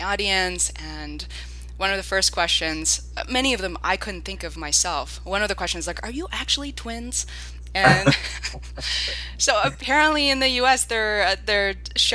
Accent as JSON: {"language": "English", "region": "Beijing", "country": "China", "tie": "born or raised there", "moved": "yes", "said": "I'm originally from Beijing, China"}